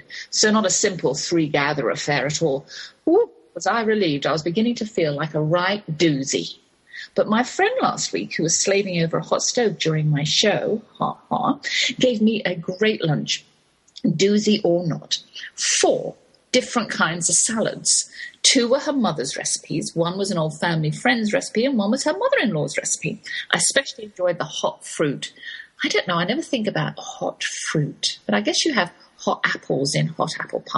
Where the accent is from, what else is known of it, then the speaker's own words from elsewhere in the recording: England, United Kingdom; accent: English; My English accent